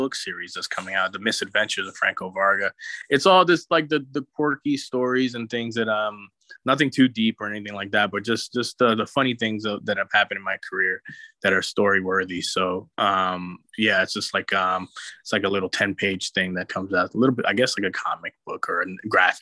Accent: New York City, New York, United States; I grew up in New York City

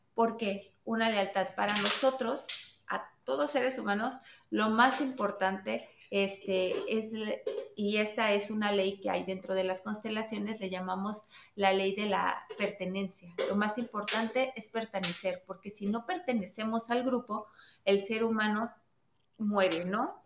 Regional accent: Mexico; yo, soy mexicana

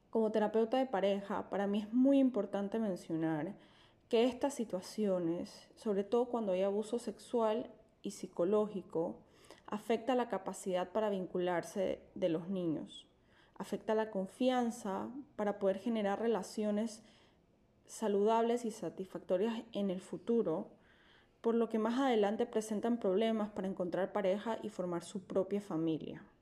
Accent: Panama; Como panameña

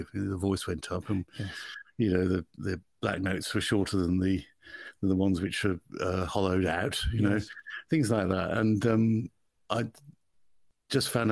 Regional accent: Birmingham, West Midlands, United Kingdom; accent: Birmingham; I come from Birmingham

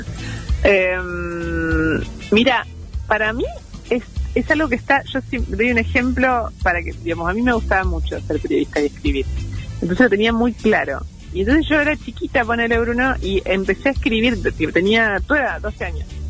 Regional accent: Rosario, Santa Fe, Argentina; moved away as an adult; now in Buenos Aires, Argentina; llegué a Buenos Aires, yo soy de Rosario

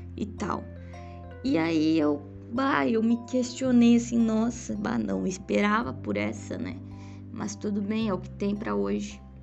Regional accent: Rio Grande do Sul, Brazil; eu sou gaúcha, tá? Pra quem não sabe. Sou gaúcha.

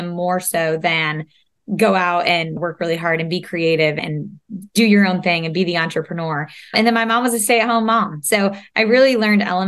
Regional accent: upstate New York, United States; also born or lived in Savannah, Georgia; now in North Carolina, United States; Now we're in the South, but upstate New York, way back when

